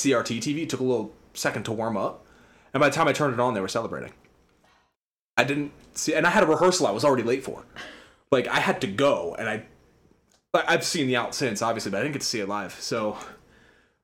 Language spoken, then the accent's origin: English; outside of Philadelphia, Pennsylvania, United States; growing up outside of Philadelphia